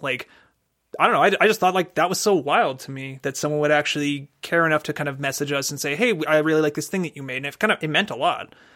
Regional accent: Canada; We're Canadian

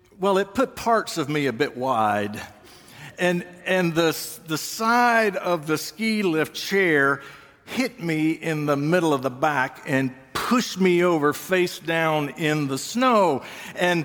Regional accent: Georgia, United States; moved away; I grew up in Georgia

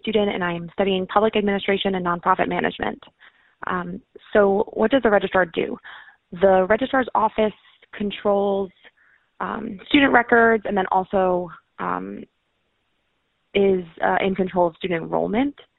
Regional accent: Cranston, Rhode Island, United States; from Cranston, Rhode Island

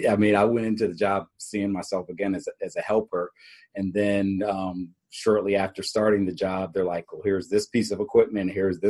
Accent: Harrisburg, Pennsylvania, United States; In Harrisburg, Pennsylvania.

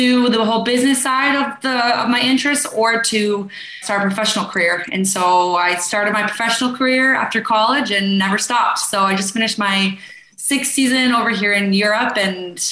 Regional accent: Boulder, Colorado, United States; moved away as an adult; I grew up in Boulder, Colorado

